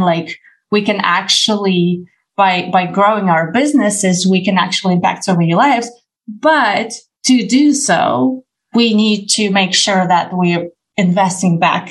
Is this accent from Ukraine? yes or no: yes; Ukraine; I come from Ukraine